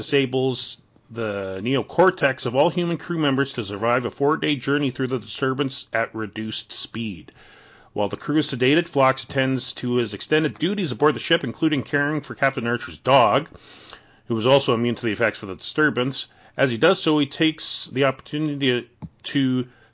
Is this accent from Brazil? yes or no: no; Canada